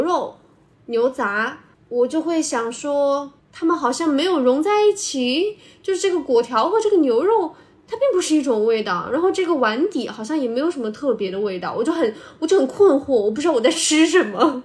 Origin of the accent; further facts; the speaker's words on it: Sichuan, China; 作为一个四川人